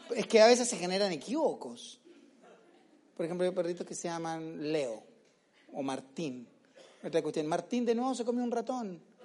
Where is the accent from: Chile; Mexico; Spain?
Chile; now in Comodoro Rivadavia, Argentina; soy chilena, soy chilena